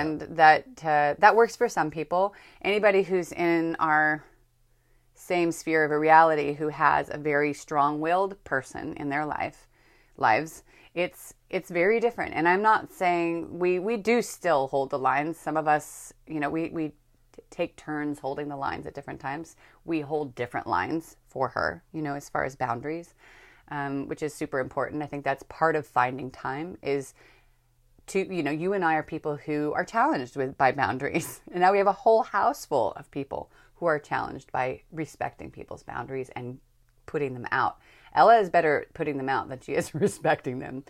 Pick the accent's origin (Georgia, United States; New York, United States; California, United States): California, United States; Northern; I grew up in Northern California